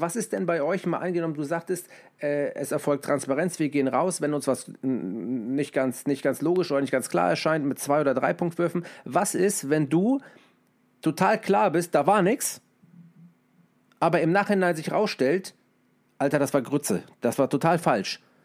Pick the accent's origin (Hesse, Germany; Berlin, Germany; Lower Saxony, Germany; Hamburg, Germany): Hamburg, Germany; ich komme aus Hamburg